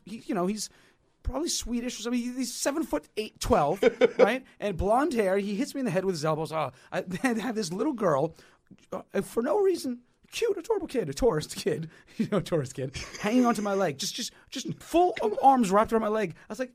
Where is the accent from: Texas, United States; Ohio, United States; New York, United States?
New York, United States; New York City; Well, you know, as a New Yorker, man, the subways.